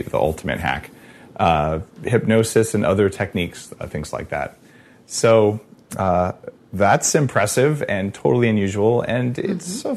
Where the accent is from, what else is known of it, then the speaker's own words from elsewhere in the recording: Silicon Valley, Bay Area, California, United States; I'm from Silicon Valley. Like it's Bay Area.